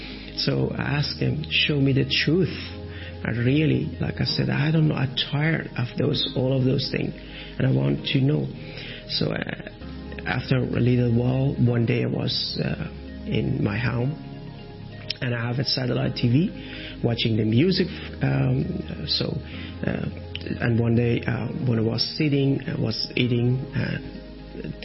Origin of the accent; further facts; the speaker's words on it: Iran; English is a second language; now in Athens, Greece; When I was from Iran, and as a former Muslim